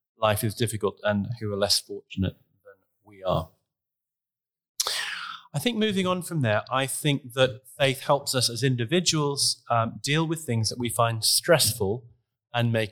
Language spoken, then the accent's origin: English; Queensland, Australia; moved away; I grew up in Australia, in Queensland